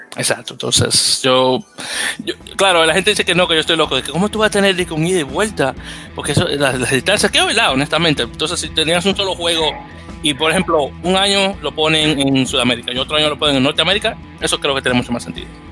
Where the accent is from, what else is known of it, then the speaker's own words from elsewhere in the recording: United States; como norteamericano que soy